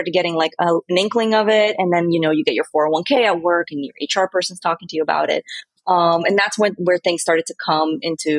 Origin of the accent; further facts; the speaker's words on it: Miami, Florida, United States; moved away as an adult; also born or lived in Brazil / New York / San Diego; I was born in Brazil, and I moved to the States when I was 8 years old. So I grew up in Miami